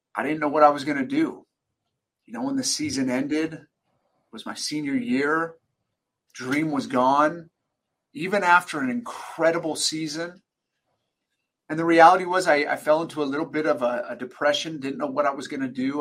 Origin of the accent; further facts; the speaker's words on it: Sacramento, California, United States; I was born and raised in Sacramento, California.